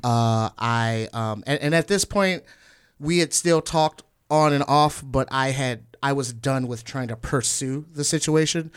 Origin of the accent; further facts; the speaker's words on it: Northwest Indiana, United States; now in Chicago, United States; I'm from Northwest Indiana originally